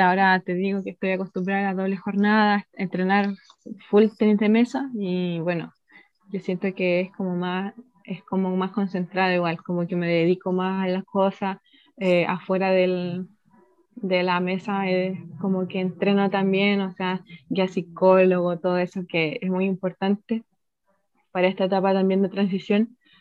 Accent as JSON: {"language": "Spanish", "country": "Chile", "said": "soy chilena"}